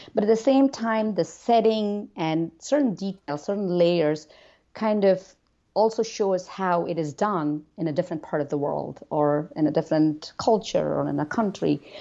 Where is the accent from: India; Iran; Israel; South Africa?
India; now in United States; growing up in India